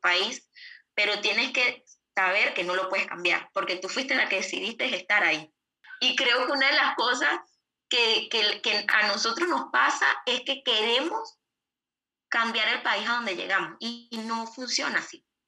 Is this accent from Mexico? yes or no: no; Venezuela; moved away as an adult; now in Uruguay; nosotros en Venezuela eh, teníamos empresa, eh, estábamos relativamente tranquilos en nuestro país